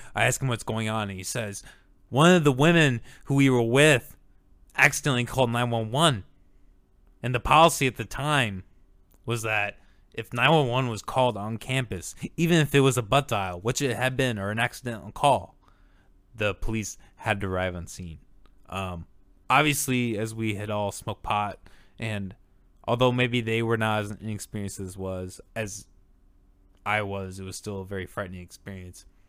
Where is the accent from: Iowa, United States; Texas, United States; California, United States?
Iowa, United States; Orange City; I grew up in Orange City, Iowa